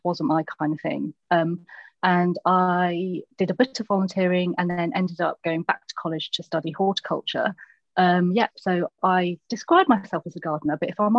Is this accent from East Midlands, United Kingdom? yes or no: yes; Lincolnshire, East Midlands, United Kingdom; moved away; also born or lived in London; I'm from Lincolnshire. And then it's the whole, yeah, but where are you really from? And then like, well, this tiny village in Lincolnshire